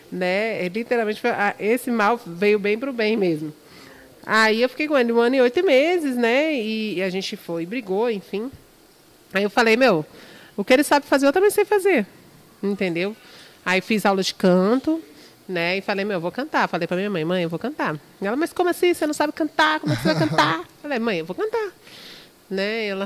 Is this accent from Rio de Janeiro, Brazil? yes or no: no; Brasília, Federal District, Brazil; Então, gente, é, tem nove anos que eu canto, sou de Brasília, né? Nunca morei fora ainda